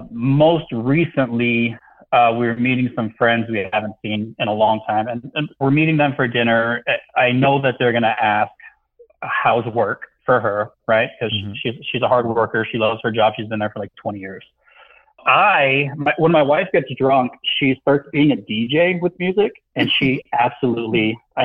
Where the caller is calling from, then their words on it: Texas, United States; I'm 42 years old. … I'm from Texas.